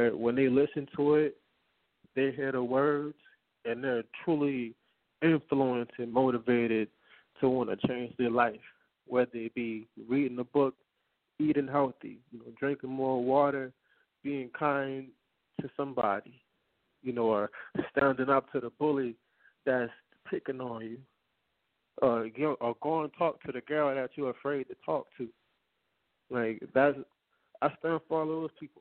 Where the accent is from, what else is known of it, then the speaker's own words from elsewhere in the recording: New Orleans, Louisiana, United States; I'm from New Orleans. That's a whole jungle.